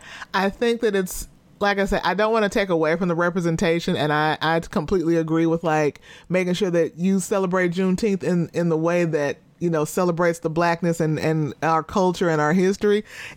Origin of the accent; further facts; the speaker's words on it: the South, United States; I don't know if it's because I'm from the South and I feel like Southern people be real specific about their light skin.